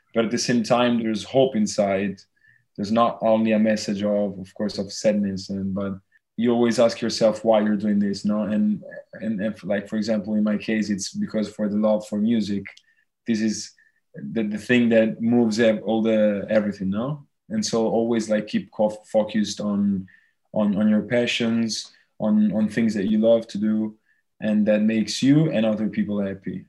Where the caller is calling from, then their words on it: Tuscany, Italy; I'm calling from Tuscany in Italy.